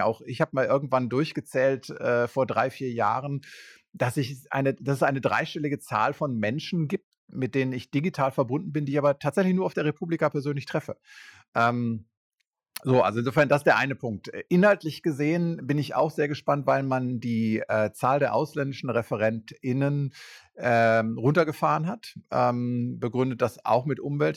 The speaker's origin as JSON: {"language": "German", "country": "Germany", "said": "wir das erste Mal als Deutsche"}